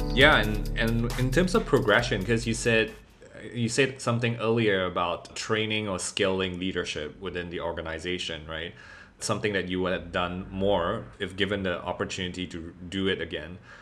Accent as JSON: {"language": "English", "country": "Singapore", "tie": "born or raised there", "said": "growing up in Singapore"}